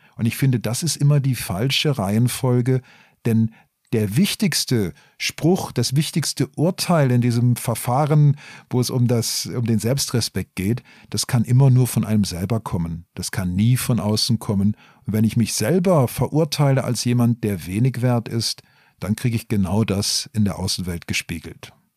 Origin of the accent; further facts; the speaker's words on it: Black Forest, Baden-Württemberg, Germany; ich komme eigentlich aus dem Schwarzwald